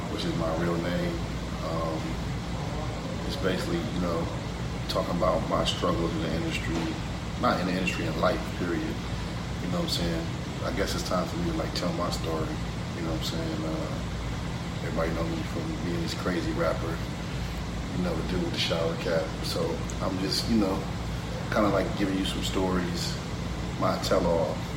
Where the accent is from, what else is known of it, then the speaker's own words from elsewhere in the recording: Detroit, Michigan, United States; also born or lived in Dallas, Texas; back and forth between Detroit and Dallas, but born and raised in Detroit, spent some time in Dallas, back and forth through high school.